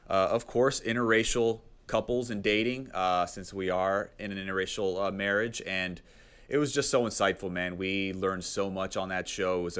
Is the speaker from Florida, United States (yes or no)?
no; Texas, United States; Being a Texan yeah, myself, I mean